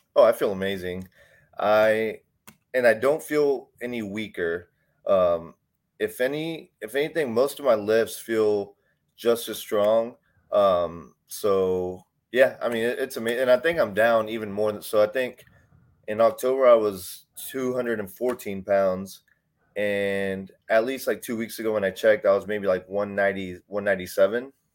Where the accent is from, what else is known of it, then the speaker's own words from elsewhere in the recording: Houston, Texas, United States; I grew up in Texas. I grew up in, uh, I grew up in Houston slash Humble area.